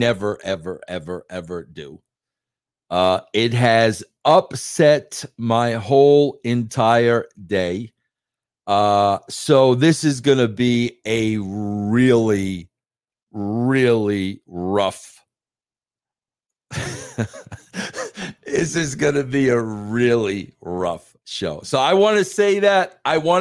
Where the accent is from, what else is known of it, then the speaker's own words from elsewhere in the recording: Long Island, New York, United States; moved away as an adult; now in Colorado, United States; I was born and raised on Long Island, New York. Okay, I have been living in Colorado for almost the last 15 years